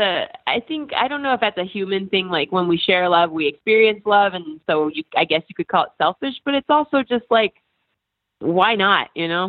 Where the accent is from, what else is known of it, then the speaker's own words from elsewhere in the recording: Midwest, United States; So, and I'm from the Midwest.